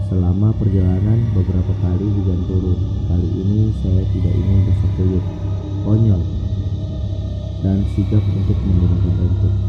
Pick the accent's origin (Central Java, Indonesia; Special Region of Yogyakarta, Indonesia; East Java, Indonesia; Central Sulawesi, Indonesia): Central Sulawesi, Indonesia; Palu; Perkenalkan … uh, saya berasal dari Palu.